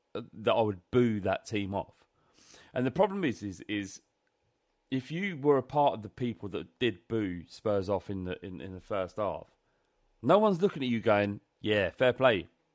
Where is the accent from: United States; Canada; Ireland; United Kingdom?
United Kingdom; London; we're from London.